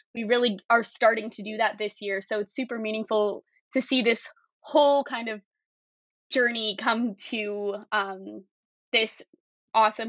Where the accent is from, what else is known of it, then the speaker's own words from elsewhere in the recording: Calgary, Alberta, Canada; I'm from Calgary, Alberta